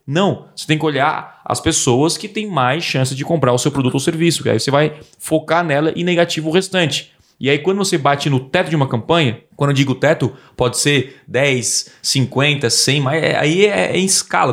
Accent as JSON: {"language": "Portuguese", "region": "south of Santa Catarina", "country": "Brazil", "said": "eu sou aqui do sul de Santa Catarina"}